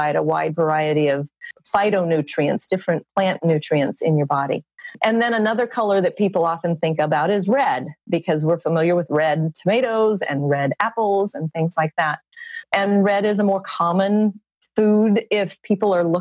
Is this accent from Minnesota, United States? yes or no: no; South Louisiana, United States; I'm from South Louisiana